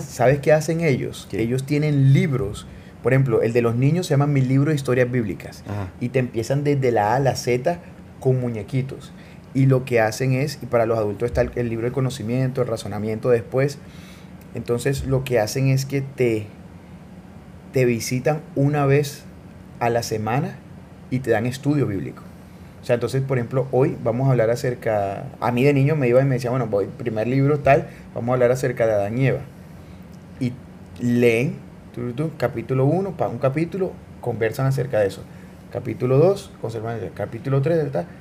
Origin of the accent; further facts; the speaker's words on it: Barranquilla, Atlántico, Colombia; nací en Colombia, nací en Barranquilla. O sea, nada, yo nací ahí, crecí ahí